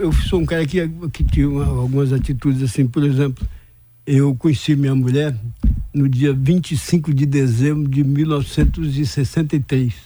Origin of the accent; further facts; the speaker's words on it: Vitória da Conquista, Bahia, Brazil; also born or lived in Anagé / Salvador; eu nasci em Anagé, que era um distrito de conquista naquela época. E sou muito grato de, de ser baiano e de ser conquistante